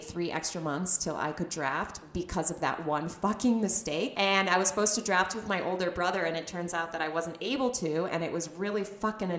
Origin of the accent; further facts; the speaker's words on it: United States; moved away as an adult; also born or lived in Israel; as an American, especially as an American girl